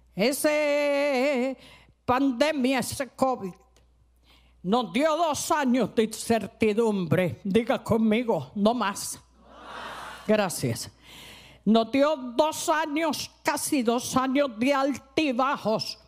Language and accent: Spanish; Cali, Valle del Cauca, Colombia; yo no soy costeña, soy caleña